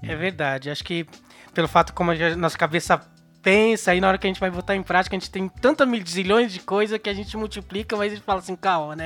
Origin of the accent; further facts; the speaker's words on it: São Paulo, Brazil; Sou da Zona Sul de São Paulo